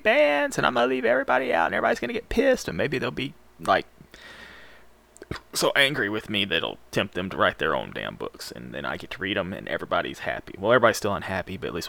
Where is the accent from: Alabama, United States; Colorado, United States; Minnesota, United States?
Alabama, United States; Birmingham; I'm from Birmingham.